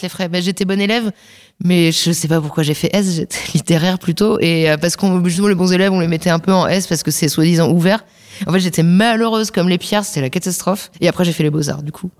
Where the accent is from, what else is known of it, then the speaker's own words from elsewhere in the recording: Saint-Maixent-l'École, Nouvelle-Aquitaine, France; moved away as an adult; also born or lived in La Crèche / Angoulême; now in Paris, France; j'étais dans le département des Deux-Sèvres, à Saint-Mexan l'école